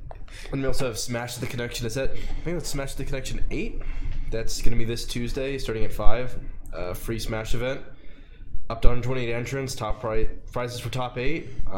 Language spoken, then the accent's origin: English; Los Angeles, California, United States; moved away as an adult; now in Boulder, United States; SoCal, LA.